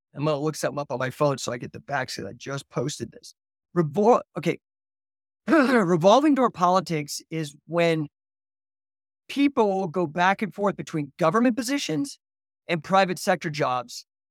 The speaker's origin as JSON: {"language": "English", "area": "near Rocky Flats", "region": "Colorado", "country": "United States", "tie": "born or raised there", "said": "I did grow up within ten miles of Rocky Flats here in Colorado"}